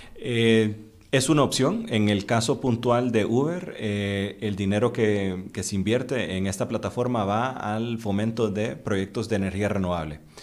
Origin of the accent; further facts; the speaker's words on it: Honduras; also born or lived in Costa Rica; yo soy hondureño, pero pues trabajo bastante aquí en Costa Rica